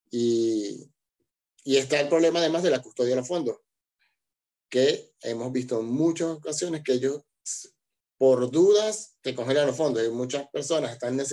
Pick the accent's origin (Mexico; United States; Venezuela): Venezuela; moved away as an adult; now in Argentina; yo soy de Venezuela y emigré a Argentina